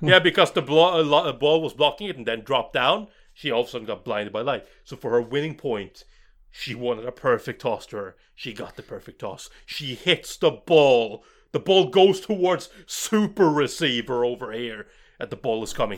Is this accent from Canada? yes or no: no; Norway; I'm from Norway